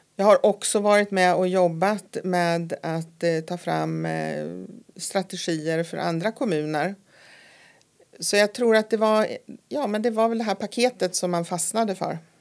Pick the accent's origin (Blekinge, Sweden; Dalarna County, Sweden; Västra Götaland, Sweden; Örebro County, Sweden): Örebro County, Sweden; Nora; moved away as an adult; also born or lived in Stockholm; now in Härnösand, Sweden; jag kom ju då ifrån Nora utanför Örebro